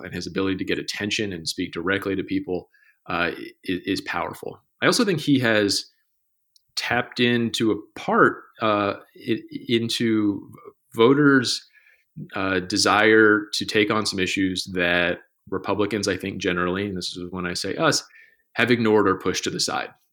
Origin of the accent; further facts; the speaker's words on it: Johns Creek, Georgia, United States; my hometown is, is called Johns Creek